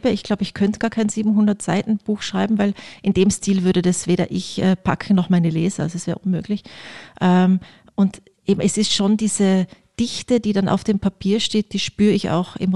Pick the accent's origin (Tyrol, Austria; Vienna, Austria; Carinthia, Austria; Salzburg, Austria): Tyrol, Austria; Innsbruck; Also ich bin äh, am, direkt am Inn aufgewachsen, am Rande des Olympischen Dorfes komplett im Grünen